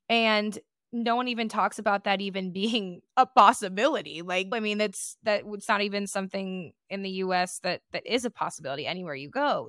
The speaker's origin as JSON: {"language": "English", "town": "Detroit", "region": "Michigan", "country": "United States", "tie": "born or raised there", "said": "growing up in the Metro Detroit area"}